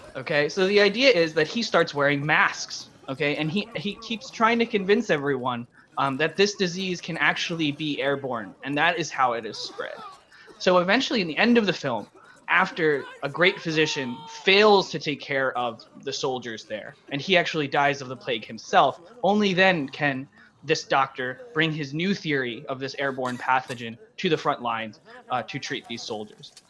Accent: New York City, New York, United States; moved away; I'm from New York originally

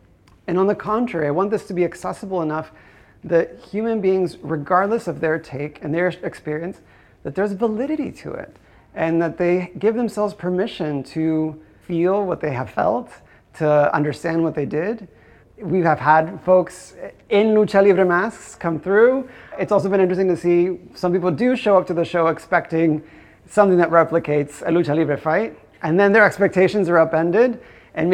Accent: Guadalajara, Jalisco, Mexico; I think growing up in Guadalajara, my impressions of it, I think I must have seen some El Santo movie.

